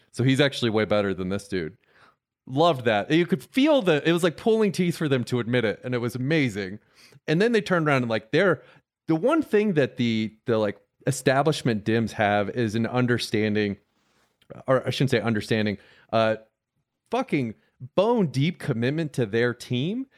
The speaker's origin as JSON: {"language": "English", "town": "Tampa", "region": "Florida", "country": "United States", "tie": "born or raised there", "said": "my hometown of Tampa"}